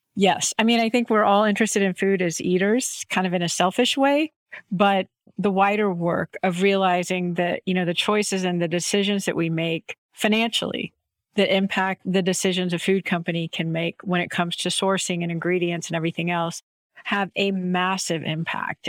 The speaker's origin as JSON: {"language": "English", "town": "Houston", "region": "Texas", "country": "United States", "tie": "born or raised there", "said": "I grew up in Houston"}